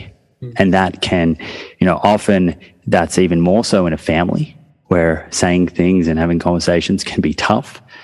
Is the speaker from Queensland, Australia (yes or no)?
no; Melbourne, Victoria, Australia; now in New South Wales, Australia; I'm from Melbourne. So Melbourne tends to be a football state. And then New South Wales, which is actually where I live now, is more of a rugby state